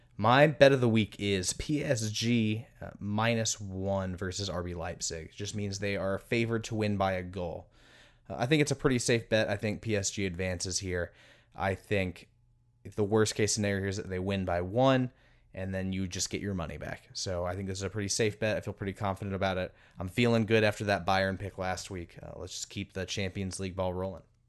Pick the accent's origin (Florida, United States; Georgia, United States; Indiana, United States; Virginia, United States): Indiana, United States; Indianapolis; in my hometown of Indianapolis